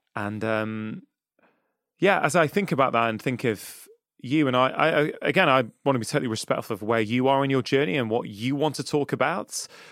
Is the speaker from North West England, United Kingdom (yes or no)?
yes; Manchester, North West England, United Kingdom; I grew up in Manchester, well, I grew up in, um, in South Manchester in Cheshire